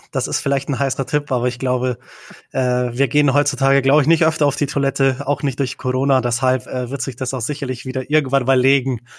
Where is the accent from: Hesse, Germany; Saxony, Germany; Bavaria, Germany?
Bavaria, Germany; also born or lived in Czech Republic; Genau, also ich komme ursprünglich, äh, bin ich in Tschechien geboren. Ich bin mit acht Jahren äh, nach Deutschland gekommen, nach Bayern, ähm, bin dann dort äh, aufgewachsen bis zum 18. Lebensjahr.